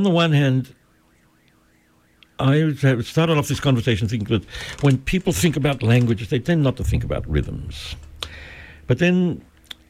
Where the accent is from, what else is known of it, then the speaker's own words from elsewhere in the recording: Australia; also born or lived in United States; now in Mexico; when I was growing up in Australia reading Mark Twain